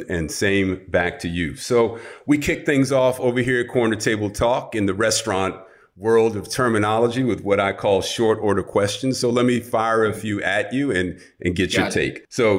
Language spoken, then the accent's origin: English; New York City, New York, United States; now in West Coast, United States; New York City is my hometown. Despite having lived on the West Coast for many years